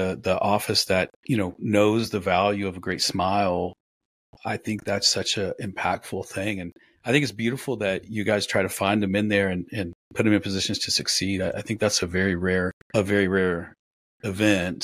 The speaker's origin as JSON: {"language": "English", "region": "rural Oklahoma", "country": "United States", "tie": "born or raised there", "said": "I grew up in rural Oklahoma where I was raised on Copenhagen, Coca-Cola and wrestling"}